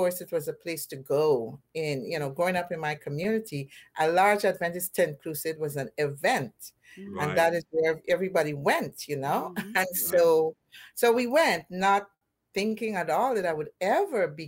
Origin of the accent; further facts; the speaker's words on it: Guyana; now in Plantation, United States; I was born and raised in Guyana in South America.